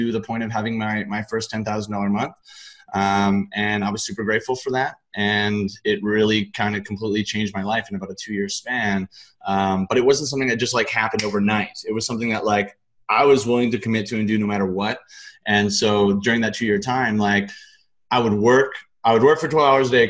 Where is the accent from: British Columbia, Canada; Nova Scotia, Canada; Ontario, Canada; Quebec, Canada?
British Columbia, Canada; Richmond; I grew up in Richmond, British Columbia, in Canada